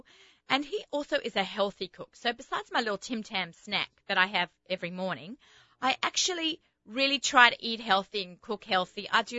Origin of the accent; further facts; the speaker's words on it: Australia; accent: Australian; also born or lived in Israel; You think my accent is mushed up? I think I just sound Australian, but some people say it. Starting to say I sound a little bit American